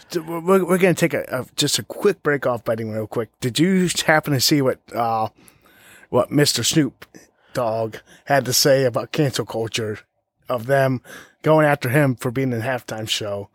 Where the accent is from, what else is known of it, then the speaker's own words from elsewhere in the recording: Ohio, United States; I'm from Ohio